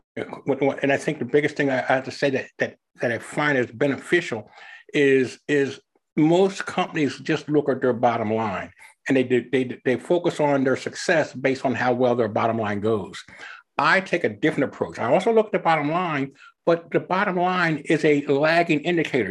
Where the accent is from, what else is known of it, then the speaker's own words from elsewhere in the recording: Philadelphia, Pennsylvania, United States; moved away as an adult; also born or lived in Ohio; now in Evansville, United States; I was originally born and raised in the Philadelphia area